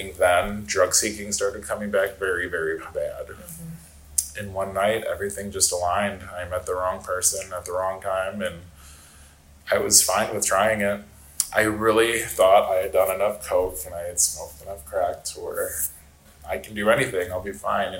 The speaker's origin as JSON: {"language": "English", "area": "outside of Chicago", "region": "Illinois", "country": "United States", "tie": "born or raised there", "also_born_or_lived": "Northwest Indiana / Denver, Colorado", "moved": "as an adult", "said": "I grew up outside of Chicago"}